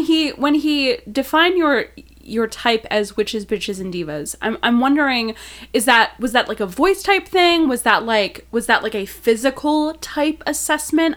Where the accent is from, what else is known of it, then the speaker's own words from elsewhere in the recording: Milwaukee, Wisconsin, United States; now in Chicago, United States; I'm from Milwaukee